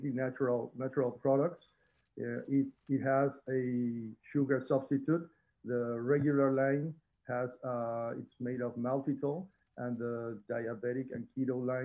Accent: Mexico; now in Houston, United States; I'm originally from Mexico.

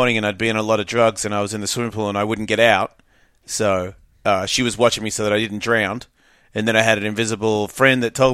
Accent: Australia; moved away; I grew up rough. It depends on where you are. If you're like a. I think if you're well off, it's different. I think if you're just average. Middle Australia

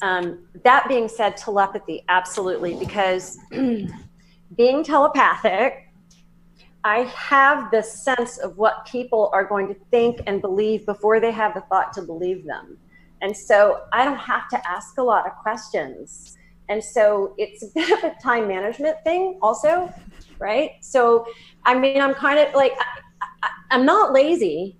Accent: Southern, United States; accent: Southern; my Southern accent

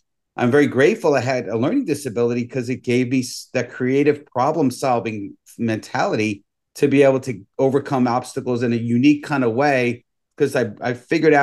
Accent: New York City, New York, United States; born and raised in the Bronx

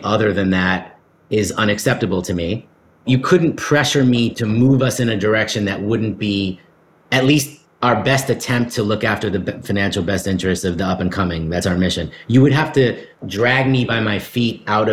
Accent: New York City, New York, United States; I'm a New York City kid. I grew up in the East Village

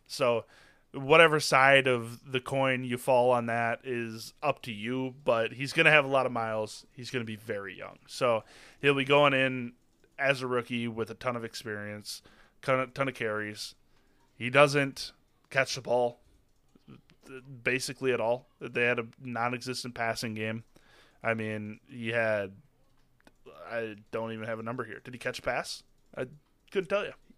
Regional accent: Wisconsin, United States; born and raised in Wisconsin

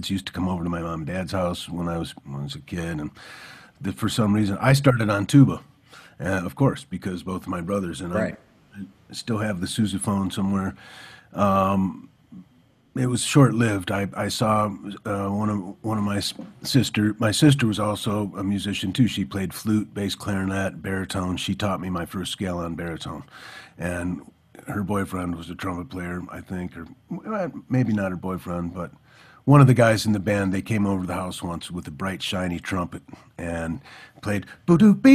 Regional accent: Michigan, United States; moved away as an adult; also born or lived in Detroit, Michigan / Ithaca, New York; I'm from Michigan

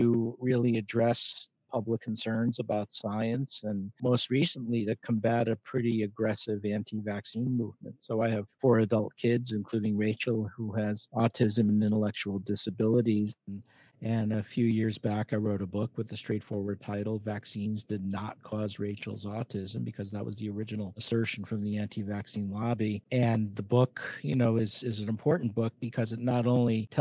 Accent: West Hartford, Connecticut, United States; moved away; also born or lived in New York; I'm from the Northeast, from born in Hartford, Connecticut, and grew up in West Hartford, Connecticut

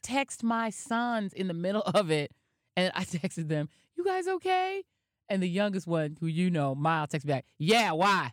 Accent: Denver, Colorado, United States; now in New York, United States; I was from Denver

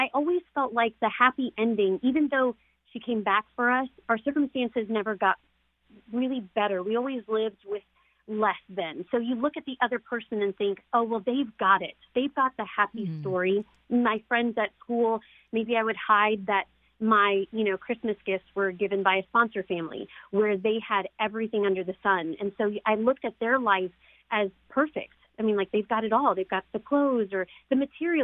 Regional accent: Arkansas, United States; also born or lived in New Orleans, Louisiana; we stayed in a children's home called Hillcrest in Arkansas. So we came from New Orleans to Arkansas

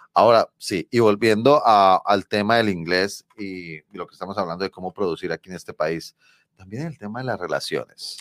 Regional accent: Colombia; accent: Colombian Spanish; now in New York, United States; mi español colombiano

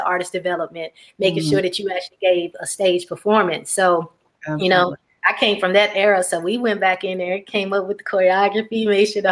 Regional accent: Tampa, Florida, United States; now in Atlanta, United States; I used to live in Tampa, Florida, growing up

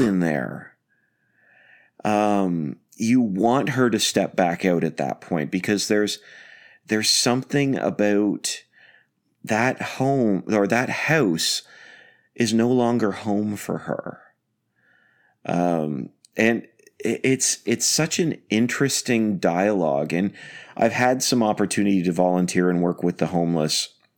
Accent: Canada; now I'm Canadian

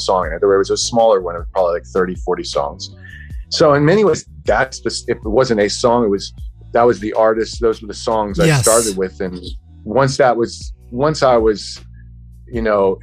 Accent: Los Angeles, California, United States; I was born and raised in Los Angeles, California.

